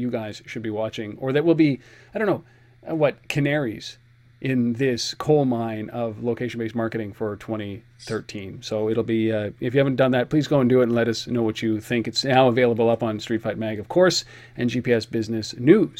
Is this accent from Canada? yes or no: yes; Canada; we're Canadian